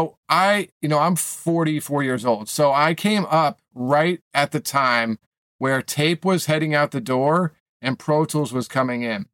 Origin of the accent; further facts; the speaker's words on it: Maine, and then Boston, New England, United States; moved away as an adult; now in Los Angeles, United States; I grew up in New England, Maine, and then Boston